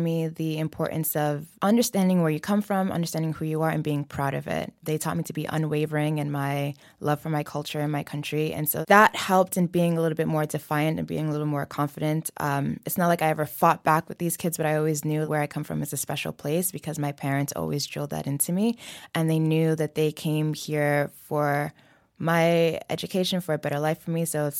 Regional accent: New York, United States; Yeah, so we lived in the Bronx for a long time, so my family moved to. You know, it was an interesting upbringing. We grew up in a very Senegalese home.

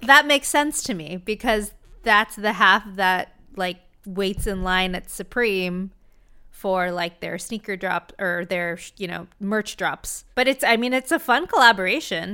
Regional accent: Orange County, California, United States; Love my hometown

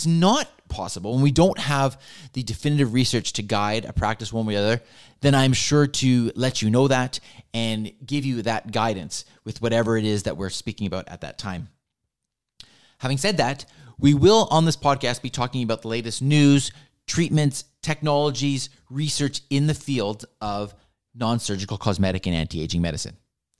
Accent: Vancouver, British Columbia, Canada; As I mentioned, I was born and raised here in Vancouver. I attended school here in Vancouver

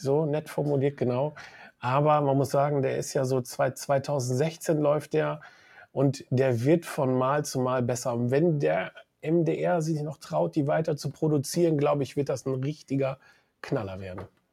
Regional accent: Münster, North Rhine-Westphalia, Germany; Ich komme aus Münster

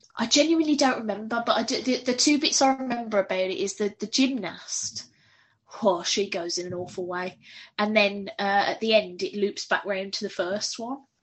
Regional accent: United Kingdom; I'm very British

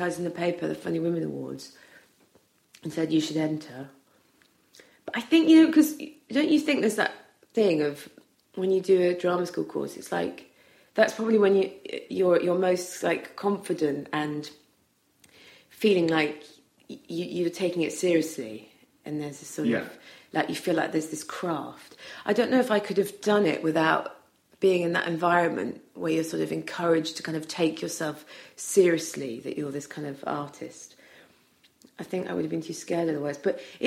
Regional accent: Wales, United Kingdom; growing up in Wales

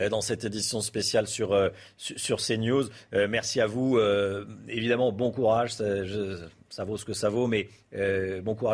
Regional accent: France; now in Kyiv, Ukraine; on entend des bombes. on craint l'avenir. Euh, on n'est pas habitué quand on est français à vivre ça.

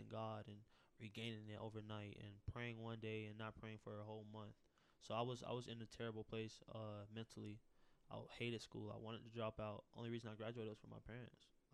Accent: Tampa, Florida, United States; a child growing up in Tampa, West Tampa, with nothing

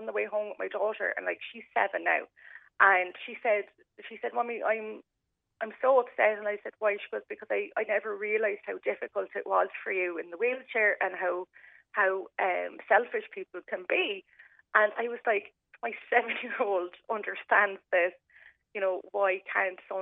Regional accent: Ballincollig, Munster, Ireland; now in Clonakilty, Ireland; I'm originally from Ballincollig, and when we moved to Clonakilty when I was 17

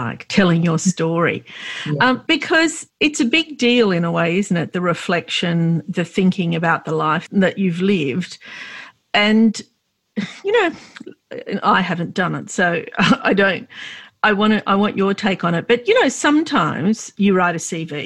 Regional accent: Australia; I was born and raised here

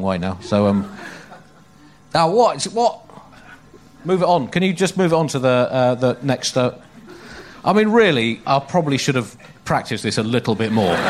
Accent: United Kingdom; speaking as a British person

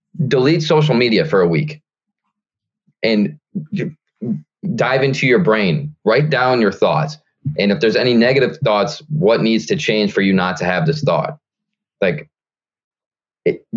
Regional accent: near Toledo, Ohio, United States; moved away; my hometown, my super small hometown, which all my friends are

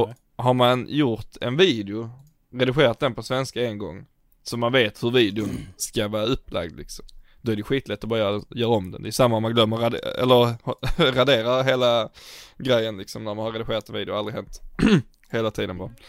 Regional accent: Sweden; som svensk

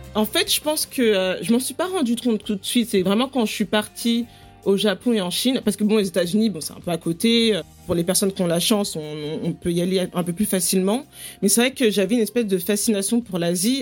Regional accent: Paris, Île-de-France, France; accent: French; moved away as an adult; now in London, United Kingdom; Je suis née, j'ai grandi à Paris et en banlieue parisienne

